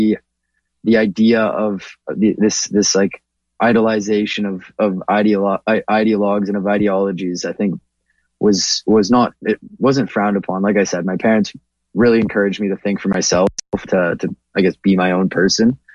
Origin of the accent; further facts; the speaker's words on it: Toronto, Ontario, Canada; I'm a first generation Canadian. I was born in Toronto, but my parents immigrated here in 97.